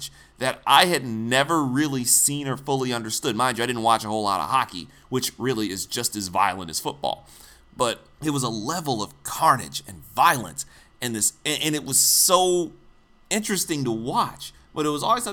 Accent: Detroit, Michigan, United States; I was a little boy growing up in Detroit.

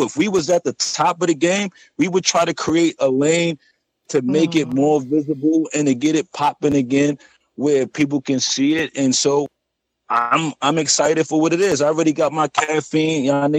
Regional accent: Brooklyn, New York, United States; I'm from Brooklyn.

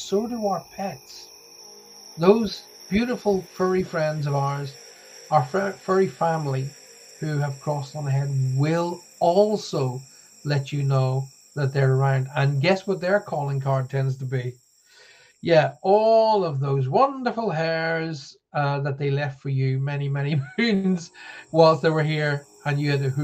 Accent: Ireland; now in United Kingdom; I'm Irish. I'm not Scottish

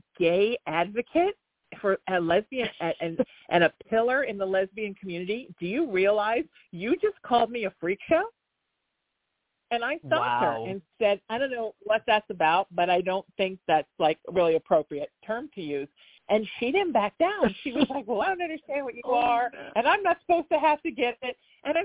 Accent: Orange County, California, United States; I grew up here in Orange County

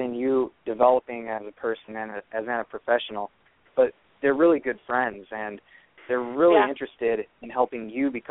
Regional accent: Bloomington, Illinois, United States; moved away as an adult; now in Davenport, United States; After growing up in Bloomington, Illinois, I attended Central Catholic High School, graduated from there in the spring of 2010, and I lived there pretty much my whole life

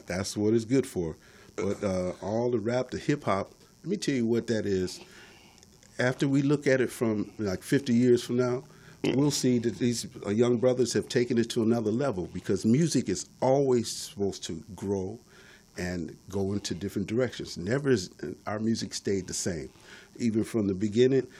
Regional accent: Detroit, Michigan, United States; I'm from Detroit, yeah. born and raised.

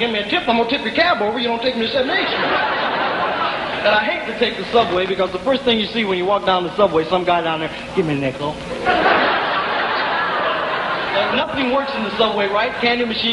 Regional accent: Peoria, Illinois, United States; I'm not a New Yorker. My home's in Peoria, Illinois

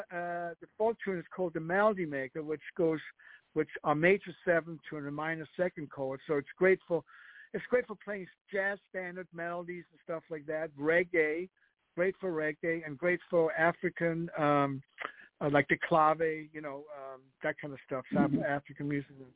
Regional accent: Copenhagen, Capital Region of Denmark, Denmark; English is a second language; moved away; I'm born and raised in Denmark, Copenhagen

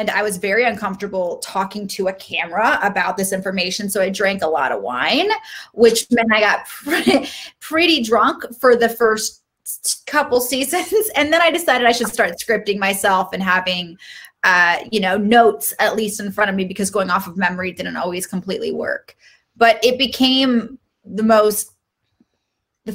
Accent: Seattle, Washington, United States; now in Los Angeles, United States; I grew up in Seattle, and I had a very interesting childhood

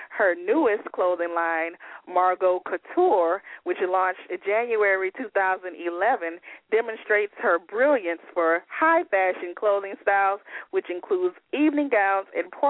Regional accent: Baton Rouge, Louisiana, United States; Well, I'm excited to hear you doing things in Baton Rouge. You know, that's my hometown.

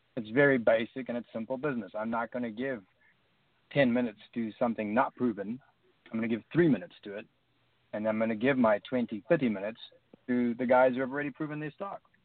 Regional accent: South Africa; moved away as an adult; now in United States; coming from like a country from like South Africa

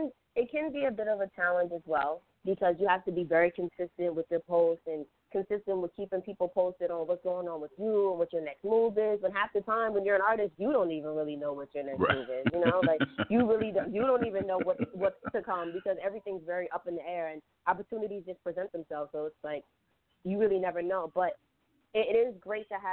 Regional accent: New York City, New York, United States; I was raised in Southside, Jamaica, Queens, so I listened to a lot of New York rap

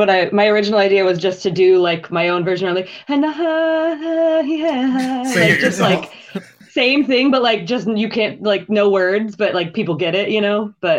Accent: Iowa, United States; moved away as an adult; also born or lived in California / Orlando; now in Chicago, United States; I'm from Iowa originally.

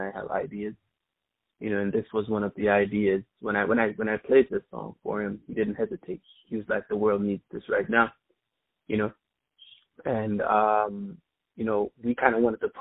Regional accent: New York City, New York, United States; also born or lived in Kingston, Jamaica; I was born in Kingston, Jamaica, but I was raised in Queens, New York

